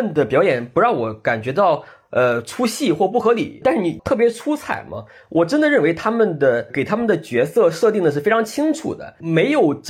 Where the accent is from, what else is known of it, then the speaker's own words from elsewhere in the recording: Shandong, China; accent: Jiaodong dialect; 一方面就是他说的是那个胶东方言嘛，我老家也是胶东方言，就是我们的说话的习惯是一样的，就听着特别亲切。